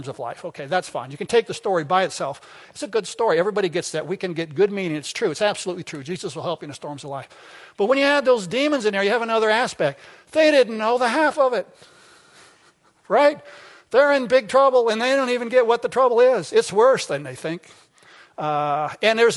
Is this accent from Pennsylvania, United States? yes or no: no; Arkansas, United States; I'm from Arkansas